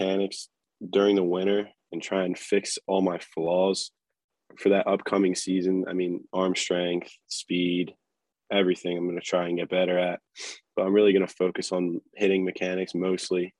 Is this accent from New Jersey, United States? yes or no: yes; New Jersey, United States; Jersey, my hometown